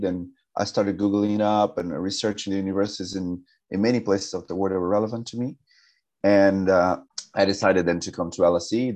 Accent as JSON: {"language": "English", "town": "São José dos Campos", "region": "São Paulo", "country": "Brazil", "moved": "as an adult", "lives_now": "London, United Kingdom", "said": "I am um, from a city called São José dos Campos. That's an hour and a half from São Paulo"}